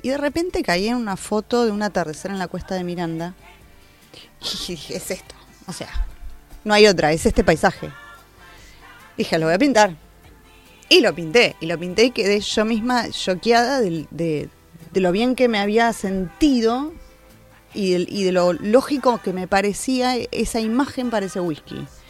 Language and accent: Spanish; Argentina; Nosotros como argentinos